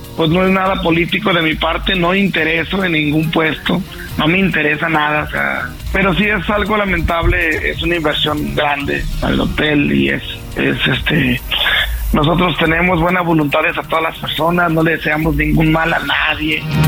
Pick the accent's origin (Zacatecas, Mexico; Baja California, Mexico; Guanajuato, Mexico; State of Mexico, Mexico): Zacatecas, Mexico; Jerez; also born or lived in United States; todos están aquí en, mi pueblo, en, mi estado